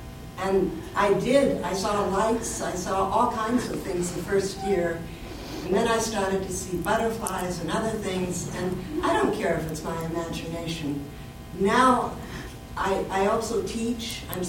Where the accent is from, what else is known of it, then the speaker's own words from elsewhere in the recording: Ireland; seeing that I'm Irish and my whole family are drunks